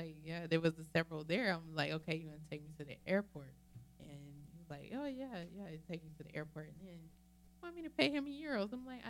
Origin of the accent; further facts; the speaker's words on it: Athens, Georgia, United States; now in Charlotte, United States; Nene and Phaedra are both from my hometown.